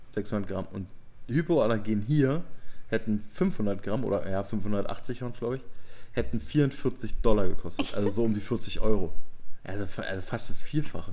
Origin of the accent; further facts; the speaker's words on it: Germany; bei uns in Deutschland